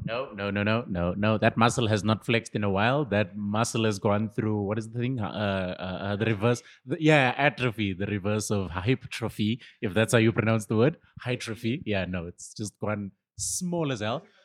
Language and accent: English; Benoni, Gauteng, South Africa; this is my hometown. Uh, I live like 20 minutes from here